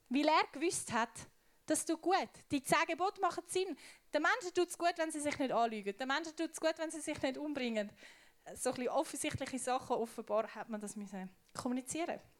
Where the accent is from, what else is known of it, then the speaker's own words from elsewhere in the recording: Switzerland; Ich bin Schweizerin. Ich kann meinen Schweizer Pass verbrennen und was auch immer machen. Ich bleibe Schweizerin.